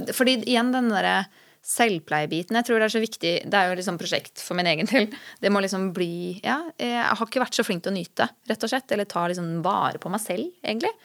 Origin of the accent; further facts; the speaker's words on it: Skien, Telemark, Norway; now in Oslo, Norway; jeg er fra Skien